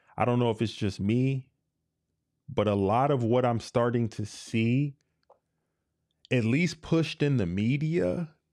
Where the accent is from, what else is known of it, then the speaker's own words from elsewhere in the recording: United States; I love being an American